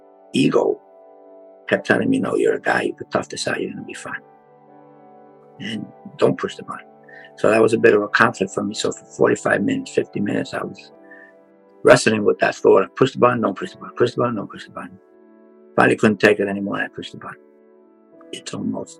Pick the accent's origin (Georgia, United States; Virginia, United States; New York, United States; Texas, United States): New York, United States; New York City; now in Florida, United States; I grew up in the South Bronx